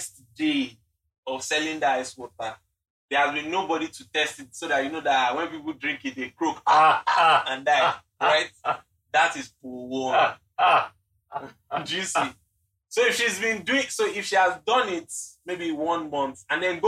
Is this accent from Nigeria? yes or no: yes; Nigeria; we have to go through being Nigerian.